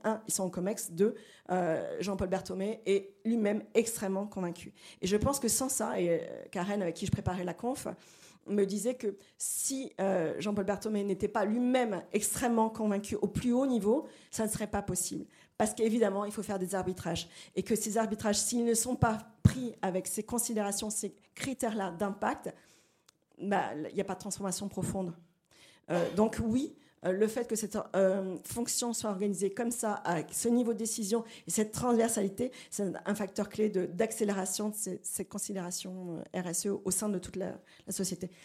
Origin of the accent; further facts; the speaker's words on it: Brazil; moved away; je suis brésilienne